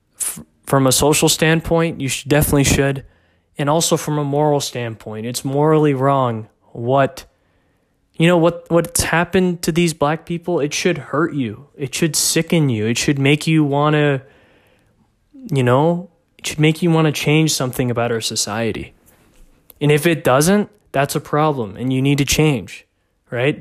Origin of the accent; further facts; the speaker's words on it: McKinney, Texas, United States; here in my hometown of McKinney, Texas